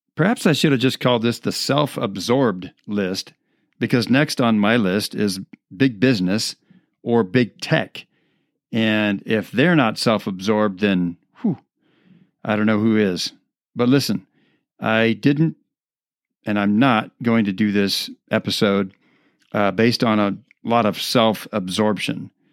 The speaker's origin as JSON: {"language": "English", "region": "Midwest", "country": "United States", "tie": "born or raised there", "moved": "yes", "lives_now": "Colorado, United States", "said": "I grew up in the Midwest"}